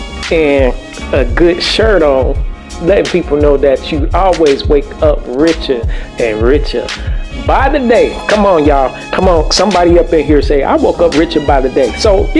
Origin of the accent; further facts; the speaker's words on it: Chicago, Illinois, United States; moved away; I'm from Chicago, so I'm used to this type of weather.